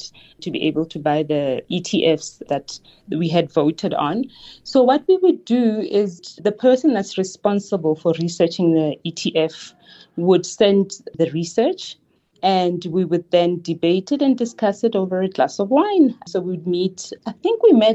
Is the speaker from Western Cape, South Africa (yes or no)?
no; Klerksdorp area township, North West, South Africa; So I grew up in a township called Klephart. Klephart is based in between Northwest and province.